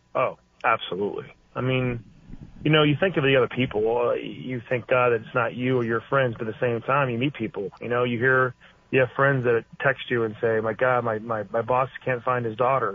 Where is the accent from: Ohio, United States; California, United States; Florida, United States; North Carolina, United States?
California, United States; Northern; I was born in Northern California